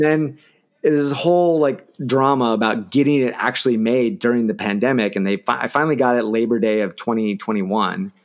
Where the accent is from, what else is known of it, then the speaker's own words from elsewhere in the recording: Eugene, Oregon, United States; I'm from Eugene.